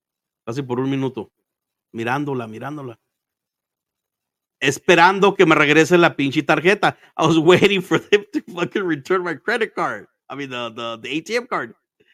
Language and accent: English; Arizona, United States; also born or lived in Mexico; I'm in fucking Arizona, man. I was basically born here, but I wasn't. I was born in Mexico, but I was raised here.